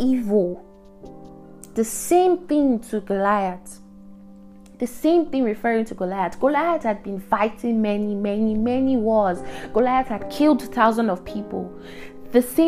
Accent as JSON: {"language": "English", "country": "Nigeria", "said": "we hear as Nigerians, as youth, as like Nigerian youths"}